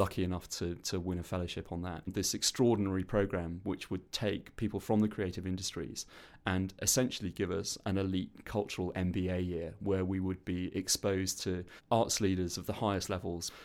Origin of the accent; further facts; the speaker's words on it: South Wales, United Kingdom; moved away; also born or lived in London; I grew up on a councillor state in South Wales